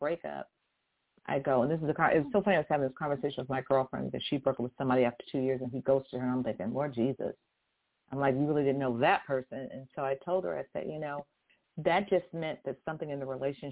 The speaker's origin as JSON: {"language": "English", "town": "Houston", "region": "Texas", "country": "United States", "tie": "born or raised there", "moved": "yes", "said": "I was born in Houston, Texas, where the folks are just so sweet"}